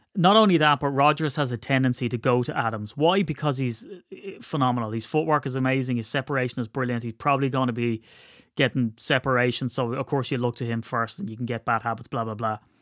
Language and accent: English; Ireland; I'm Irish